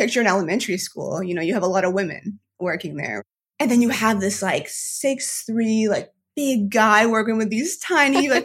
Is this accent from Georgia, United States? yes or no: no; Maine, United States; I have grown to appreciate growing up in Maine